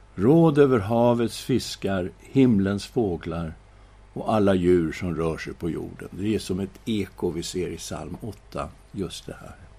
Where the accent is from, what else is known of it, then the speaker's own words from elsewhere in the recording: Sweden; vi är ju svenskar